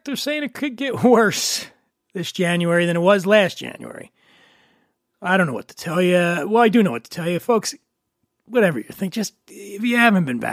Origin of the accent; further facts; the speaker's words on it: Philadelphia, Pennsylvania, United States; growing up in Philly